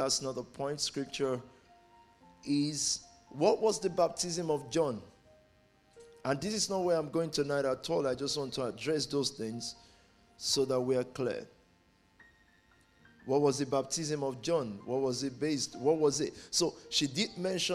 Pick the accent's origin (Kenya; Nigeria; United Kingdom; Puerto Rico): Nigeria; moved away; I'm from Nigeria